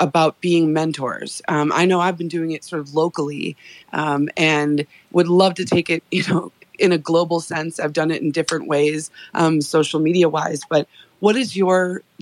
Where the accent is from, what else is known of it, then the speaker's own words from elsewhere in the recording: Chicago, Illinois, United States; now in Idaho, United States; I grew up in Chicago and I live in Idaho